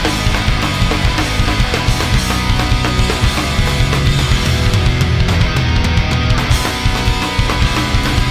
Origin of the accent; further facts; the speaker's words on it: Whittier, California, United States; my hometown in Whittier, California